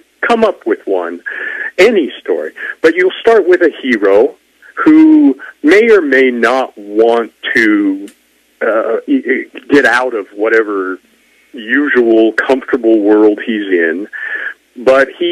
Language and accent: English; Wyoming, United States; I'm a kid from Wyoming